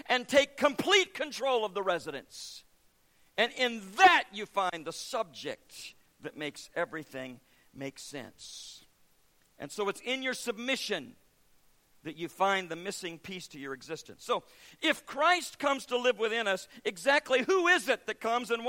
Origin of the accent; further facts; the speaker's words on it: United States; recognized me as American